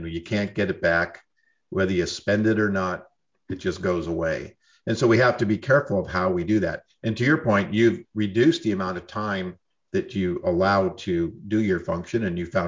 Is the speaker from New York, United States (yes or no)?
yes; New York, United States; moved away; also born or lived in Southern California; I'm from New York